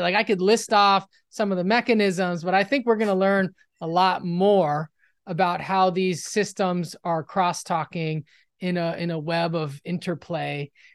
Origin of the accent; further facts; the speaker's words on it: Los Angeles, California, United States; I'm from Los Angeles, West L A, and, um, in the, in the nineties, I was in high school